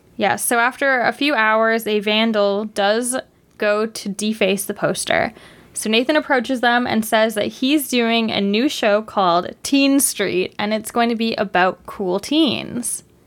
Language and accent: English; Canada; as a Canadian